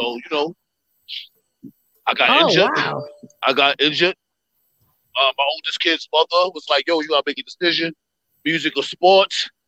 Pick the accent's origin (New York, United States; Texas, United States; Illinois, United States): New York, United States; also born or lived in Philadelphia, Pennsylvania; I'm a New Yorker to the core, but I was born in Philly